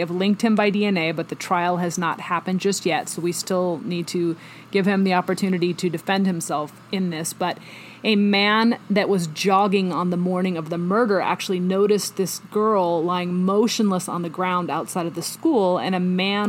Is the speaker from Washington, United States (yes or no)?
yes; Snohomish, Washington, United States; also born or lived in Seattle; I grew up in Washington State. I went to the University of Washington. I lived in Seattle for many years. I grew up in a very small town just south of the Canadian border called Snohomish.